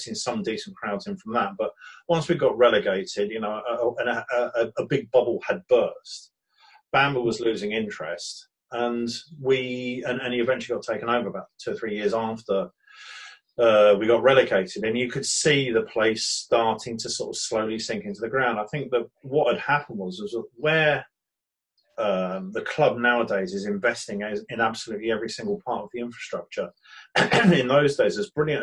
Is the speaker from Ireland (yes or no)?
no; Brighton, South East England, United Kingdom; born or raised there